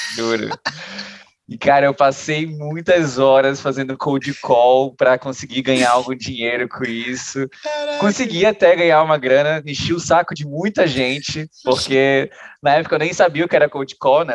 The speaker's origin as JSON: {"language": "Portuguese", "town": "Belém", "region": "Pará", "country": "Brazil", "also_born_or_lived": "Joinville", "moved": "as an adult", "lives_now": "São Paulo, Brazil", "said": "Sou de Belém do Pará, estou aqui em São Paulo agora trabalhando aqui com o Guigui"}